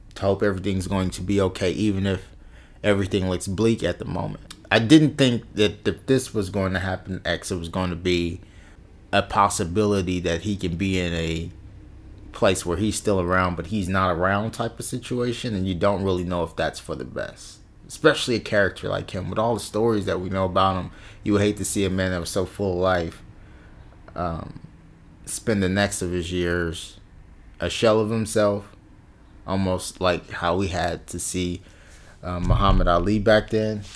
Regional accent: West Coast, United States; I'm from the West Coast

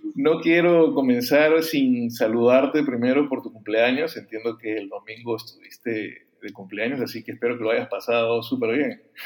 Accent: Peru; yo soy peruano

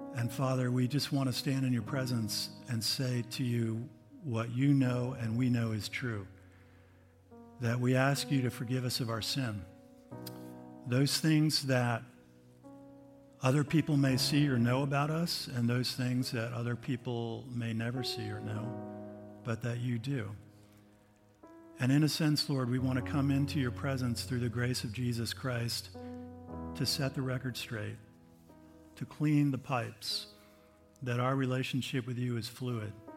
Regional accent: United States; I'm an American

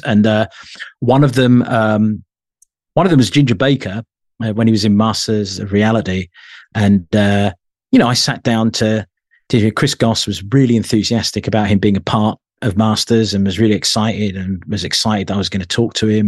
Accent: London, United Kingdom; I was born in London

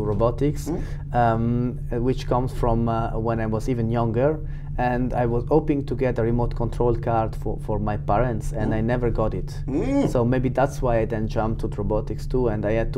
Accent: Switzerland; I'm coming from Switzerland.

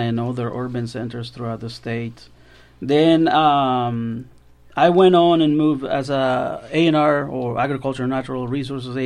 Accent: Lajas, Comayagua, Honduras; now in Georgia, United States; I am from Honduras, native Honduran, in Central America, for those who don't know where Honduras is. In a little town in the center of the country, is called Lajas, Comayagua

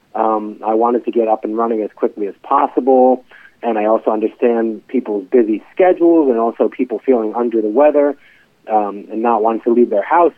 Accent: New York, United States; moved away as an adult; now in Baltimore, United States; I'm from New York originally

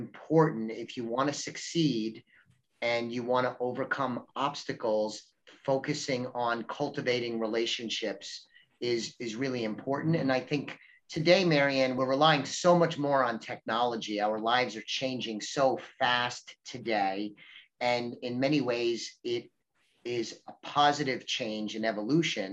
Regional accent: New York, United States; I grew up in New York. I'm of Italian ancestry

